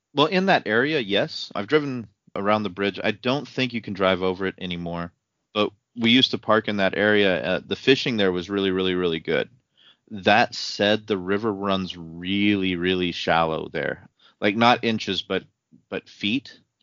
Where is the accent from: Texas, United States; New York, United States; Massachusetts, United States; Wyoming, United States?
Wyoming, United States; Casper; I was a Mustang from Natrona County.